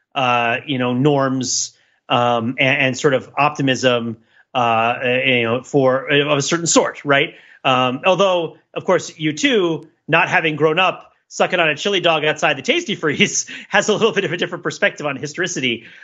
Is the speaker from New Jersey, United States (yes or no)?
yes; New Jersey, United States; I'm from New Jersey